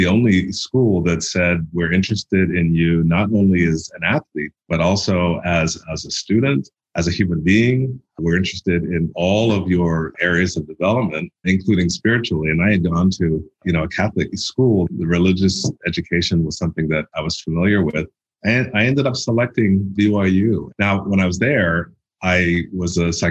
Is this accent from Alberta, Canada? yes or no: no; Toronto, Ontario, Canada; moved away as an adult; I grew up in Toronto, Canada